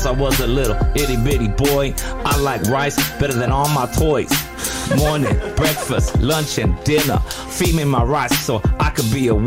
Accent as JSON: {"language": "English", "town": "Cerritos", "region": "California", "country": "United States", "tie": "born or raised there", "also_born_or_lived": "Taiwan", "said": "I grew up in Cerritos"}